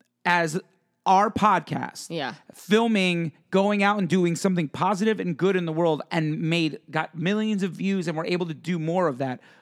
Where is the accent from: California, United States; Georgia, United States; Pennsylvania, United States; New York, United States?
Pennsylvania, United States; I grew up in Pennsylvania where it's cold and it snows and it's not cold all the time, but it gets cold.